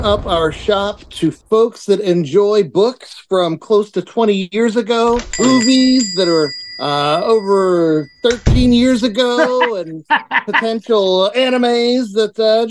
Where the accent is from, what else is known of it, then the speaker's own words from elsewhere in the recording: Pittsburgh, Pennsylvania, United States; Ah, I'm from Pittsburgh. We go to Giant Eagles.